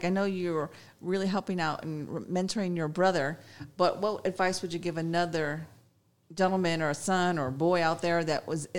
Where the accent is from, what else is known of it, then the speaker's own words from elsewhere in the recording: Chicago, Illinois, United States; I'm from Chicago.